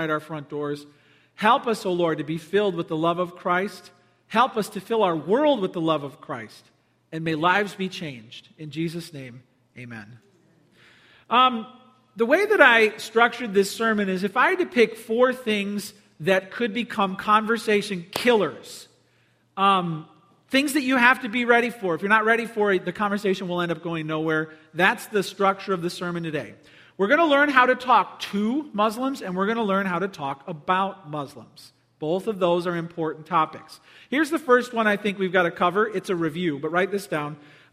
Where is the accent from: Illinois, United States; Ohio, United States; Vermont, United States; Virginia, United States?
Illinois, United States; Palos Hills; I grew up in Palos Hills